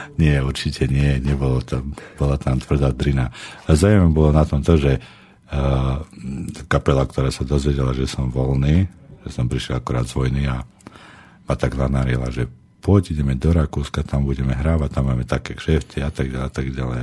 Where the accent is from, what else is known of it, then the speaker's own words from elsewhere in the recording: Balog, Slovakia; ja pochádzam z Balogu